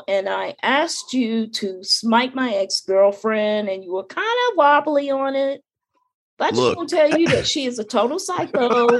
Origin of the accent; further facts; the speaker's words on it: North Carolina, United States; I'm from North Carolina.